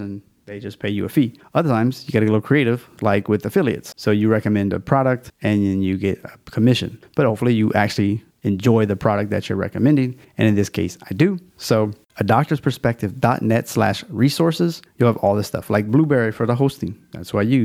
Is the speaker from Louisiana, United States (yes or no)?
yes; Louisiana, United States; a Louisiana theme. It's my home state, so I'm kind of fond of it